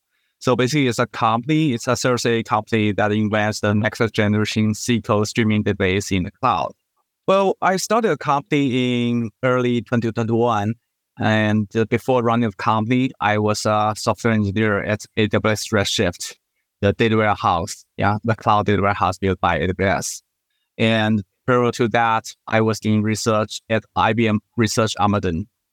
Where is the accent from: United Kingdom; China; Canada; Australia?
China; also born or lived in Singapore; I was originally from China, but I did my school in Singapore.